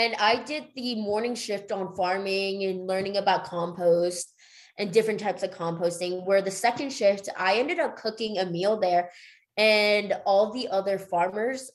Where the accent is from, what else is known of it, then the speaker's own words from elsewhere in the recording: Northern Virginia, United States; moved away as an adult; also born or lived in Denver; I headed back to the East Coast where I'm originally from. I'm originally from Northern Virginia